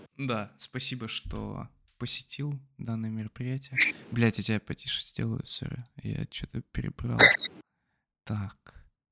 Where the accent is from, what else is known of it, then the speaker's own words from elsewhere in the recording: Blagoveshchensk, Amur Oblast, Russia; moved away; с моей малой родины